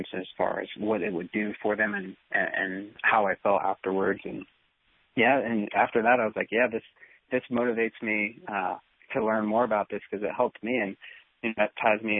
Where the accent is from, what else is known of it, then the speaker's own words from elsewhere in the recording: Pennsylvania, United States; moved away as an adult; also born or lived in Marietta, Georgia; I moved from Pennsylvania down to Marietta, Georgia to go undergrad